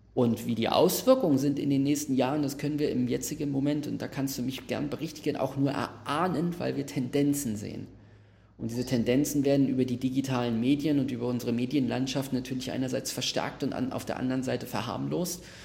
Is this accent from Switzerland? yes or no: no; Berlin, Germany; ich wohne in Berlin, ich bin in Berlin aufgewachsen, Max, wir beide sind in Neukölln aufgewachsen